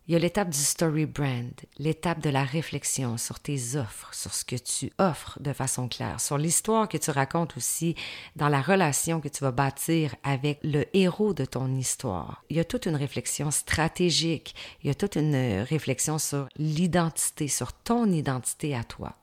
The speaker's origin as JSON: {"language": "French", "town": "Saint-Georges", "region": "Quebec", "country": "Canada", "said": "je viens de la ville de Saint-Georges-de-Beauce, une ville de 35 000 habitants"}